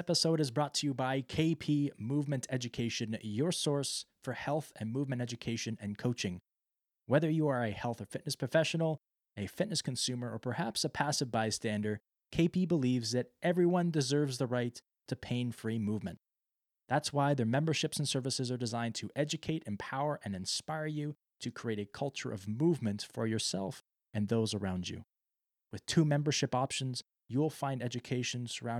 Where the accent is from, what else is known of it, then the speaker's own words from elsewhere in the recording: Toronto, Ontario, Canada; growing up in Canada, being in Toronto, like it's like, well, we like to call it the mecca of hockey